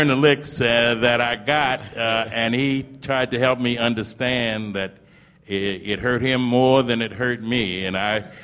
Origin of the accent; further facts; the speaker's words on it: St. Paul, Minnesota, United States; born there; I'm a Midwesterner. I was born in St. Paul, Minnesota.